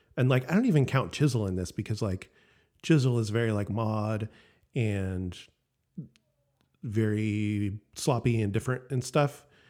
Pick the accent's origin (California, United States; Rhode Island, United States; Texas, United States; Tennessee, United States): California, United States; Elk Grove; also born or lived in Sacramento / Santa Barbara; I grew up in Elk Grove